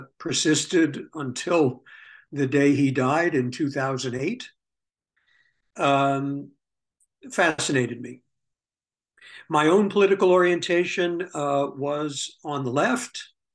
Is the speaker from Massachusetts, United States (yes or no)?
no; New York City, New York, United States; I was born in 1949 in the Bronx borough of New York City … themselves New York-born Jews.